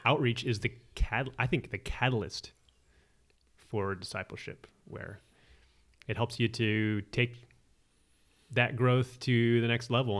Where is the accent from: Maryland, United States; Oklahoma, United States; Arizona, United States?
Arizona, United States; I'm from Arizona